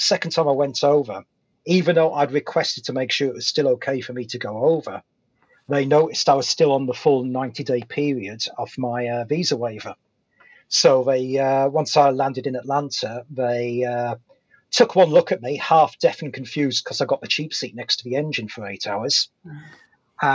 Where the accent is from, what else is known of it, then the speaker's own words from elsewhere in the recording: United Kingdom; accent: British; because I have that slight gravitas of having a British accent